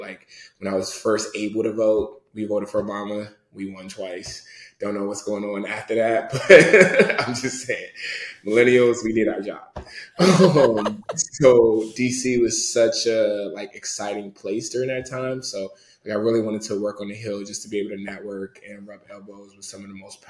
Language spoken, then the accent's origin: English; Nigeria; So like, and we're Nigerian.